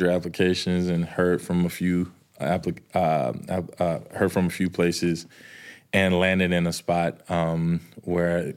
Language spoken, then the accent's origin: English; the South, United States; He was from Virginia, I'm from the South.